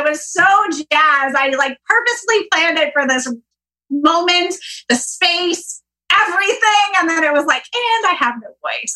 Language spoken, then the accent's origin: English; Northern California, United States; growing up in Northern California